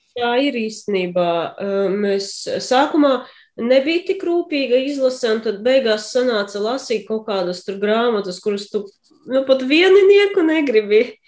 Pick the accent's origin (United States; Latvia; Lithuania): Latvia